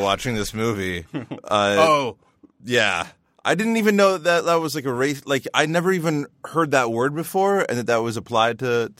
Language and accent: English; Canada; We're Canadian.